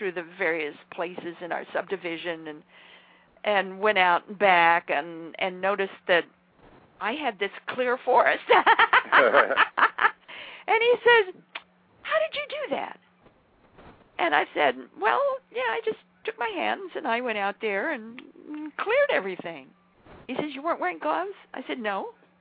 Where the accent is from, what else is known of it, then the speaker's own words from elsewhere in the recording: southern Idaho, United States; now in Charlottesville, United States; I come from the reclaimed deserts of southern Idaho.